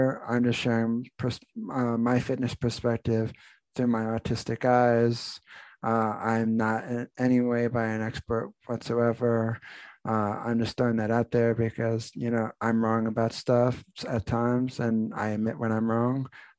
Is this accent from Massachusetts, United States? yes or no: no; New Jersey, United States; moved away; also born or lived in Pennsylvania; I grew up in New Jersey